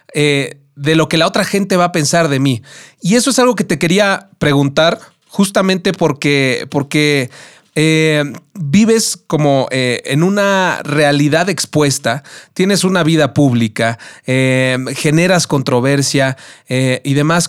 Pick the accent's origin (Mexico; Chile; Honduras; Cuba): Mexico; Mexico City; lo maravilloso que es nuestra ciudad y de lo maravillosa que es nuestra cultura, ¿no? Como, como mexicanos y como chilangos